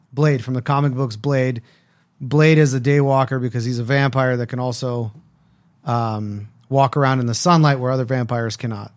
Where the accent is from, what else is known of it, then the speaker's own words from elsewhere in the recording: Las Vegas, Nevada, United States; when I grew up in Las Vegas, I was a part of the B'nai B'rith Youth Organization